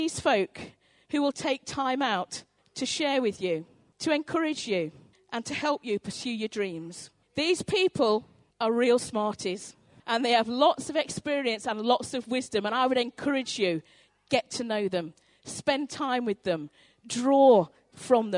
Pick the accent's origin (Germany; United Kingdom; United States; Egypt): United Kingdom; North Devon, South West England; when I was growing up in North Devon, my mum owned a sweet shop